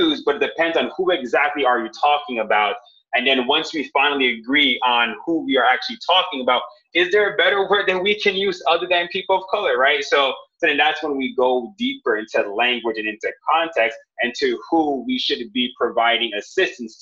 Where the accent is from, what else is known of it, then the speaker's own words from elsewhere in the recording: Jamaica; I am Jamaican